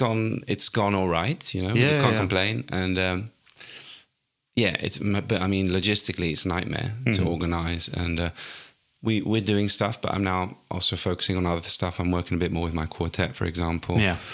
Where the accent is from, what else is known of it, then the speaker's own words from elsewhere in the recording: Altea, Valencian Community, Spain; accent: English; So I am from Spain originally, from a place called Altea, which is in between Alicante and Valencia on the coast.